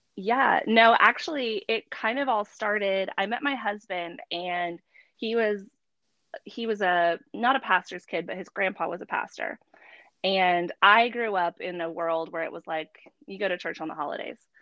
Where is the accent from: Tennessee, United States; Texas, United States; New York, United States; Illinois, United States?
Texas, United States; San Antonio; now in Frisco, United States; I am based in Frisco. I'm originally from San Antonio.